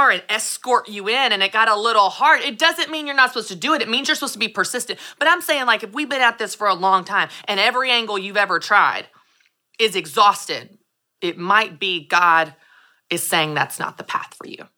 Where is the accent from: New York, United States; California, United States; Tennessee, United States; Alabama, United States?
Tennessee, United States; Nashville; I'm from Nashville.